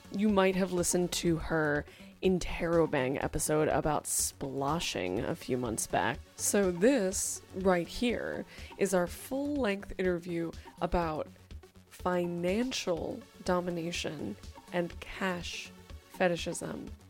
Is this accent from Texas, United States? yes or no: no; California, United States; I'm from California, so it is my cultural heritage